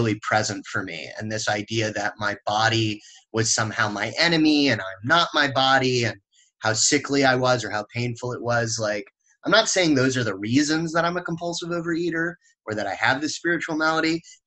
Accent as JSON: {"language": "English", "town": "Los Angeles", "region": "California", "country": "United States", "tie": "born or raised there", "said": "I grew up in the West Coast, mostly in Los Angeles, California."}